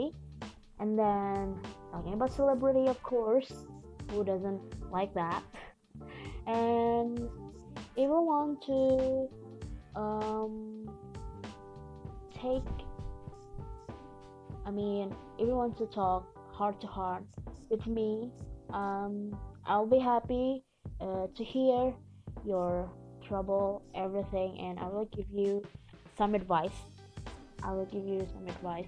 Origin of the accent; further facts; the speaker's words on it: Indonesia; also born or lived in Bandung, West Java; I'm from Indonesia, and I am currently a student in a university in Bandung City, in West Java.